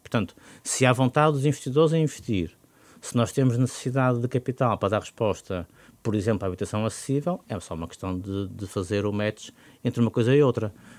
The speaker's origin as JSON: {"language": "Portuguese", "town": "Porto", "region": "Norte", "country": "Portugal", "said": "como portuense"}